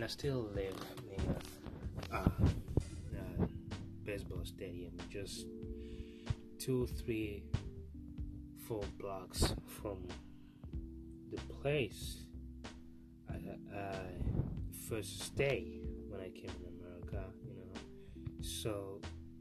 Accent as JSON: {"language": "English", "country": "Burundi", "tie": "born or raised there", "moved": "as an adult", "lives_now": "United States", "said": "I was born and raised in a small Central East Africa"}